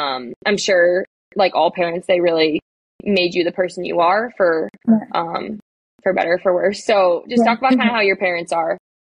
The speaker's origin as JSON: {"language": "English", "region": "Wisconsin", "country": "United States", "also_born_or_lived": "New York", "said": "I'm from Wisconsin and this is so funny, but there's just, like, not a lot of Italians that live in, like, small rural Wisconsin."}